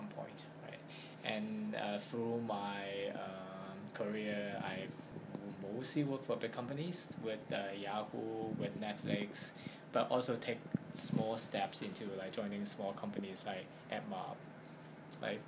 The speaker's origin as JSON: {"language": "English", "country": "Hong Kong", "said": "I'm from Hong Kong"}